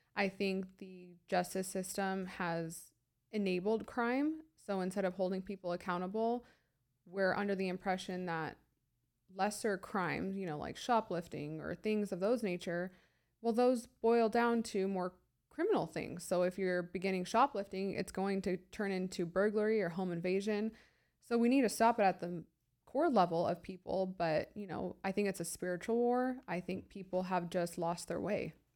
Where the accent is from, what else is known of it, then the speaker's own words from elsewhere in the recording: San Diego, California, United States; also born or lived in high desert, California; I was born and raised in San Diego